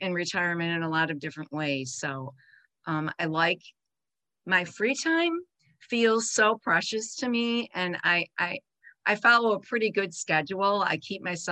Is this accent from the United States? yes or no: yes; Buffalo, New York, United States; moved away as an adult; now in Grand Rapids, United States; I was born in Buffalo, New York to a big Italian family